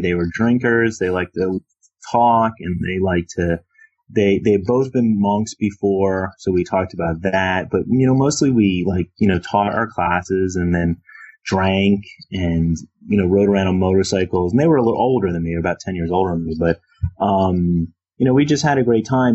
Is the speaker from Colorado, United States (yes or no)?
no; Philadelphia, Pennsylvania, United States; I'm from Philadelphia. Um, and uh, so I actually teach where I work. And so I came back to teach at the University of Pennsylvania um, after leaving home after high school. So I teach a few blocks from where I grew, grew up